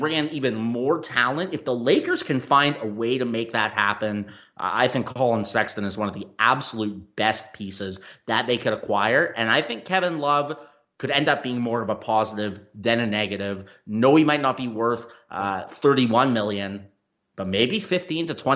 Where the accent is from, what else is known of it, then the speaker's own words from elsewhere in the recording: Canada; moved away; I'm from Canada originally as well